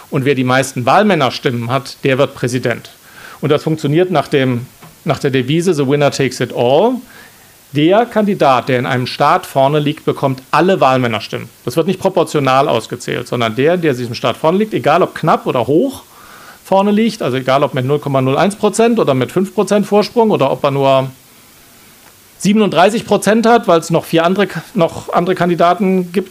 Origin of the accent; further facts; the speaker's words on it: Baden-Württemberg, Germany; da, wo ich herkomme, im Schwarzwald, muss man das Ei auf den Löffel legen und ins Ziel tragen.